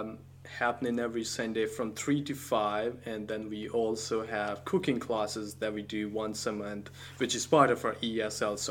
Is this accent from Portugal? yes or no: no; Pakistan; first language Punjabi; English is a second language; moved away as an adult; also born or lived in Seattle, United States / Coquitlam, Canada; now in Abbotsford, Canada; I was born and raised in Pakistan, and I came to Seattle in 2007